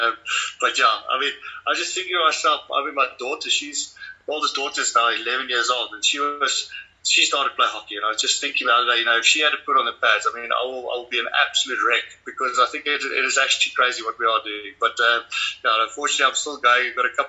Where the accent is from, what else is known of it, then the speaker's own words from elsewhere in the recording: Rustenburg, North West, South Africa; also born or lived in Free State; I grew up in Rustenburg. I was born in the Free State.